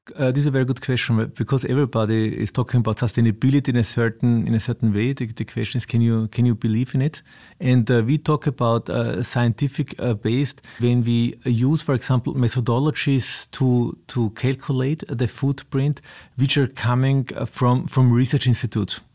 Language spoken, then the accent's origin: English; Austria; also born or lived in south of Vienna; I was of Austria, I live south of Vienna